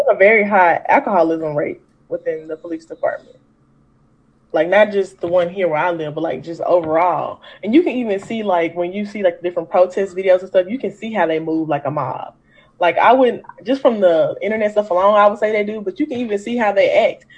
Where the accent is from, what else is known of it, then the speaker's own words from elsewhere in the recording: Memphis, Tennessee, United States; I am a native Memphian, so I'm from the South